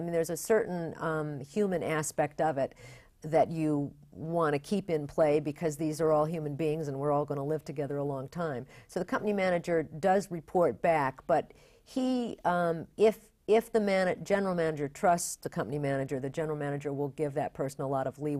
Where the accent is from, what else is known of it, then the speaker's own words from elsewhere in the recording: Bath, New York, United States; I grew up in upstate New York, Bath, New York.